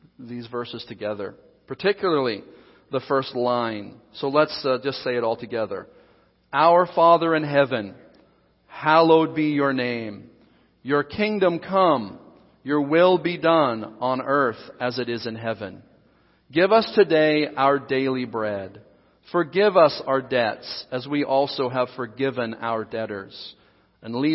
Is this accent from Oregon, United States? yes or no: yes; Southern Oregon, United States; moved away; also born or lived in Seattle, Washington; I was born and raised in Southern Oregon